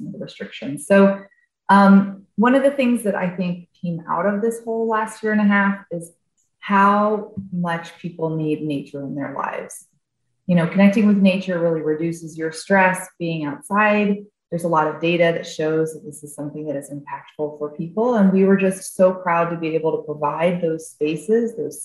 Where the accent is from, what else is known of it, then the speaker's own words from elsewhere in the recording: Atlanta, Georgia, United States; now in Chicago, United States; I am originally from Atlanta, Georgia